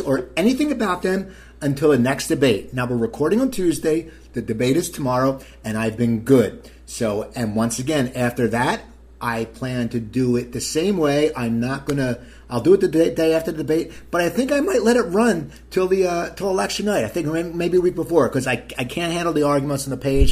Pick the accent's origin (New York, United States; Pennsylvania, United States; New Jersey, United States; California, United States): New Jersey, United States; Cherry Hill; I grew up in a town called Cherry Hill, New Jersey